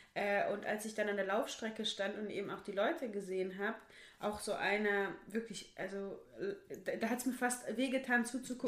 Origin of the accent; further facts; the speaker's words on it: Bochum, North Rhine-Westphalia, Germany; bei uns in Wattenscheid